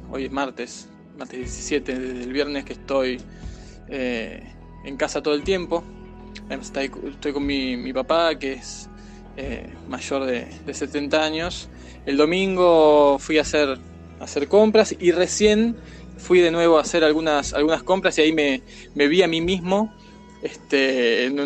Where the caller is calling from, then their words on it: Buenos Aires, Argentina; de Buenos Aires.